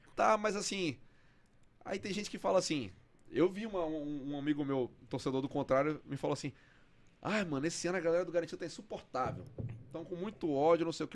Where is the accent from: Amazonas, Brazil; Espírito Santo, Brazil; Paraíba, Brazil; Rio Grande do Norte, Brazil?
Amazonas, Brazil; Parintins; moved away; also born or lived in Fortaleza / São Paulo; Eu cresci em Parintins, década de noventa